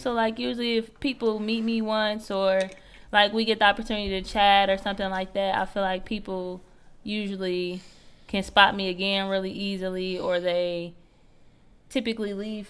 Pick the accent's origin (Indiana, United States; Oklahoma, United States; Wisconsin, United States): Indiana, United States; East Chicago; I'm from EC. I grew up on Guthrie. So, like, it's like I grew up in the bad neighborhood, so I still got that little bit of street cred.